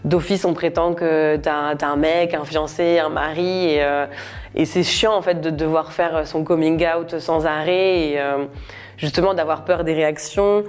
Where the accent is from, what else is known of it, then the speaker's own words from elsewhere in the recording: Normandy, France; Moi j'ai grandi en Normandie